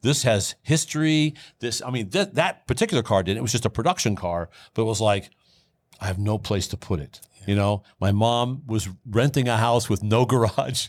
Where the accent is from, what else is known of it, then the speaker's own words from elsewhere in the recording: Boone, Iowa, United States; I was working for a Dodge dealership in my hometown of Boone, Iowa